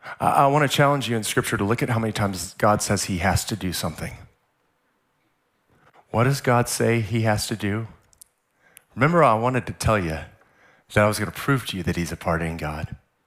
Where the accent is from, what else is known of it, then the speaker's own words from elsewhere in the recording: San Diego, California, United States; Like, I'm from San Diego, where we have SeaWorld